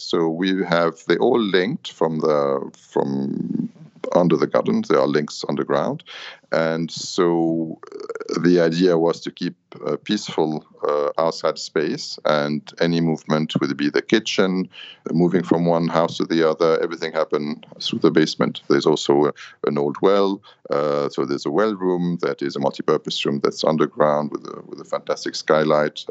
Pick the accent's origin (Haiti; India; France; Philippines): France; Paris, Île-de-France; moved away as an adult; also born or lived in London, United Kingdom; now in Beirut, Lebanon; I'm Lebanese. I was born here. With the war, we grew up in Paris and worked in London